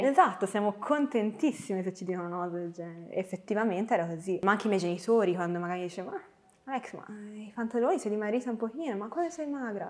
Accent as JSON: {"language": "Italian", "town": "Florence", "region": "Tuscany", "country": "Italy", "tie": "born or raised there", "said": "Io sono nata a Firenze eh, il 10 marzo e sono cresciuta in una bellissima famiglia"}